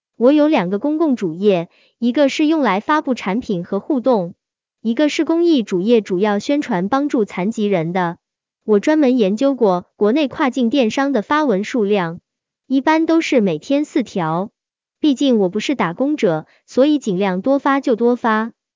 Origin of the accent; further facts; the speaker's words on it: China; 我们中国人